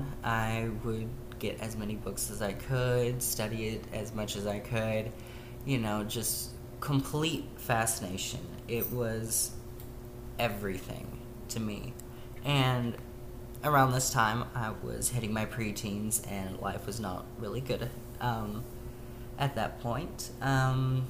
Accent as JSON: {"language": "English", "region": "Tennessee", "country": "United States", "tie": "born or raised there", "said": "I grew up in the Bible Belt of Tennessee"}